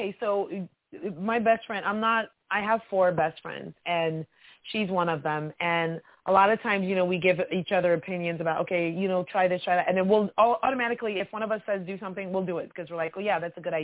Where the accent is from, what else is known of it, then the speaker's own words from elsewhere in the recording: Canada; also born or lived in Florida; I'm Canadian.